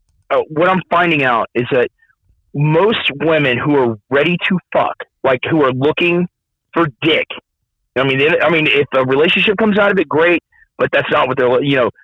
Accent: Ireland; I'm not a hairy guy. I'm Irish. I'm not a hairy guy.

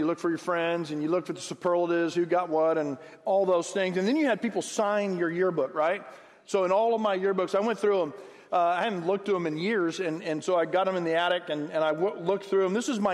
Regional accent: Harlingen, Texas, United States; I'm from the Rio Grande Valley. Graduated from Harlingen High School 37 plus years ago

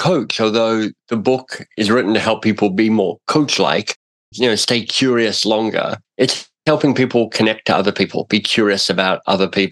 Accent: Australia; now in Toronto, Canada; I'm in Toronto. I'm itinerant. I'm an Australian.

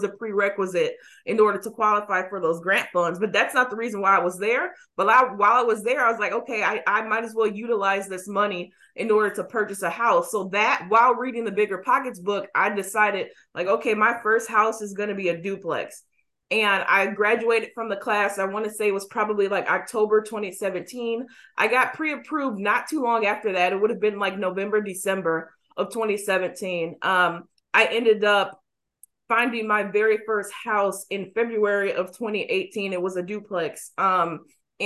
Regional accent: Racine, Wisconsin, United States; now in Milwaukee, United States; I grew up in Racine, which is south, and I moved back to Milwaukee when I was, I would say, about 19.

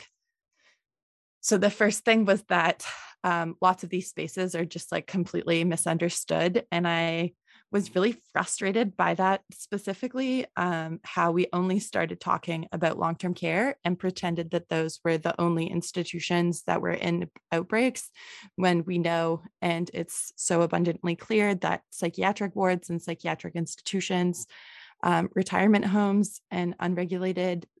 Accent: Manitoba, Canada; now in Ontario, Canada; I'm from Manitoba

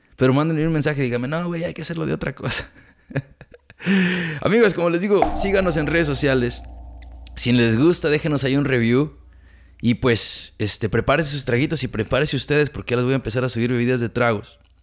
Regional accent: Mexico; now in California, United States; Nosotros como inmigrantes, como latinos, como mexicanos.

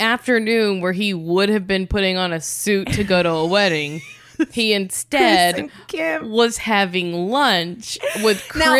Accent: the South, United States; I am from the South.

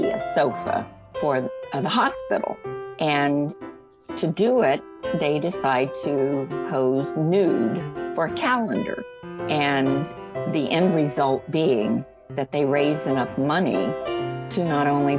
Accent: Knightstown, Indiana, United States; moved away as an adult; also born or lived in Columbia, Maryland; now in Howard County, Maryland, United States; I grew up in Knightstown, Indiana

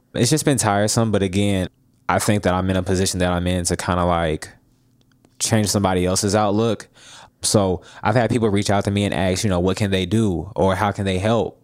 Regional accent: Jackson, Tennessee, United States; now in Nashville, United States; I'm from Jackson, Tennessee

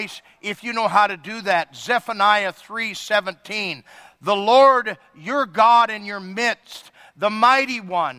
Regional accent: Ireland; I'm Irish.

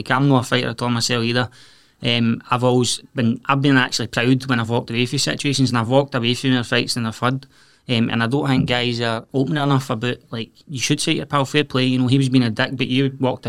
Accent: Scotland, United Kingdom; especially that's part of growing up in Scotland, in the west of Scotland, it's a shame, really, is my take on it.

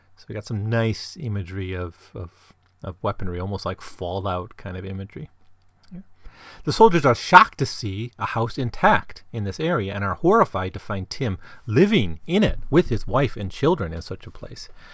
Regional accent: Midwest, United States; I grew up in the Midwest

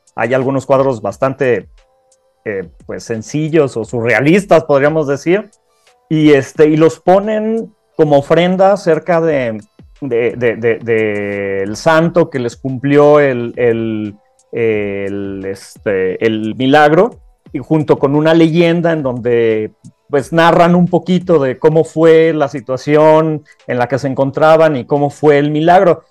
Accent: Querétaro, Mexico; en Querétaro tenemos la única, la única iglesia

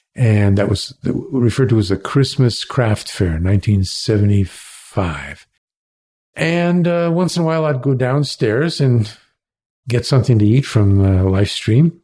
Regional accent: Cleveland, Ohio, United States; also born or lived in Alabama / San Francisco; now in Canada; I was born in Cleveland

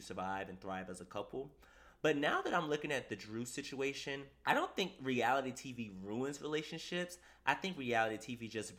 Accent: East Coast, United States; I'm a man and I'm from the East Coast

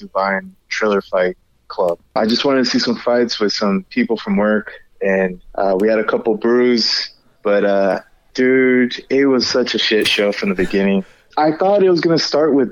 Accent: Fullerton, California, United States; I grew up in Fullerton, and I went to Kramer Middle School

